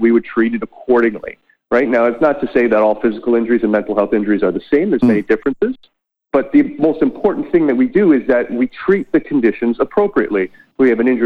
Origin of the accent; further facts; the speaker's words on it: Whitby, Ontario, Canada; I completed my clinical work down at Ontario Shores in my hometown of Whitby